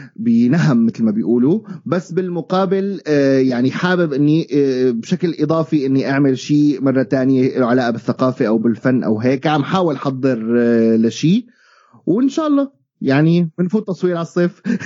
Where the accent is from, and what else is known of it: Syria; moved away